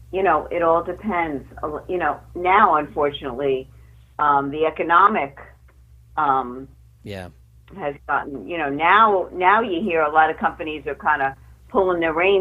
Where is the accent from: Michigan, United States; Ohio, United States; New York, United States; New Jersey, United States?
New Jersey, United States; Washington Township; I grew up in Bergen County as well.